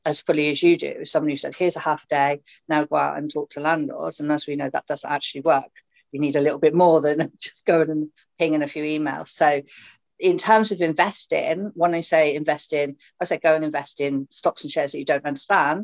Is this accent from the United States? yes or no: no; Swindon, South West England, United Kingdom; from Swindon